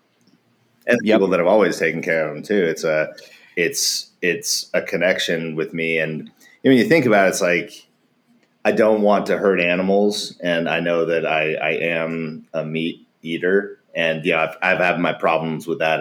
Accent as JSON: {"language": "English", "region": "Alaska", "country": "United States", "tie": "born or raised there", "also_born_or_lived": "Wasilla, Alaska / Portland, Oregon", "moved": "yes", "said": "growing up in Alaska"}